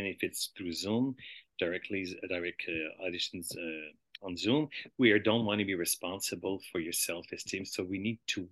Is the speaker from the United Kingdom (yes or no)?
no; Montreal, Quebec, Canada; I was born in Montreal